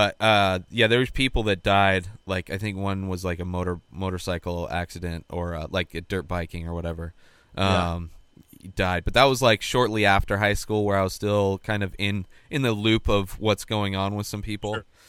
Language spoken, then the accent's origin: English; Bermuda Dunes, California, United States; now in California, United States; Yeah, I grew up in Bermuda Dunes, which is like right near Indio and Palm Desert, like where Coachella Fest is.